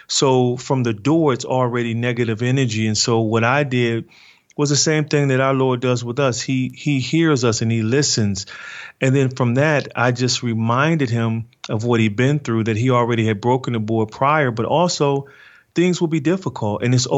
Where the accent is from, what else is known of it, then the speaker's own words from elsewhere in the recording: Detroit, Michigan, United States; what I've experienced growing up in Detroit without a father